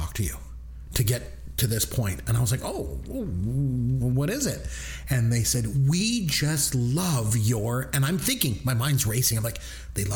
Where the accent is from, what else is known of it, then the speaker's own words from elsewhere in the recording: Canada; we're Canadian